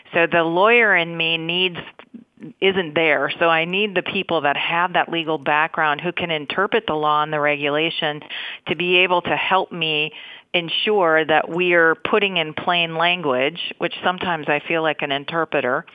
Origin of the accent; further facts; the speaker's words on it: Minnesota, United States; I grew up in Minnesota